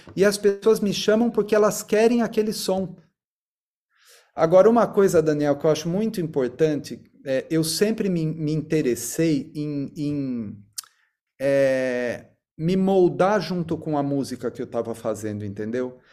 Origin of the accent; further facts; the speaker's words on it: Sorocaba, São Paulo, Brazil; eu nasci em Sorocaba, né? E cresci lá. Mudei para São Paulo só quando fui fazer faculdade.